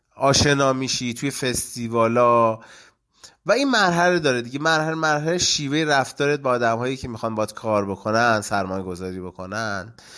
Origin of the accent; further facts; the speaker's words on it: Gachsaran, Kohgiluyeh and Boyer-Ahmad, Iran; also born or lived in Khuzestan; چون من توی اشایر دنیا آمدم پدرم شرکت نفتی بود و ما دیگه اومدیم مثلا خوزستان یه مدتی بودیم بعد دیگه اومدیم گشسران